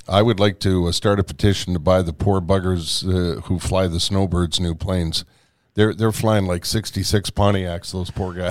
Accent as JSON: {"language": "English", "country": "Canada", "said": "We're Canadian"}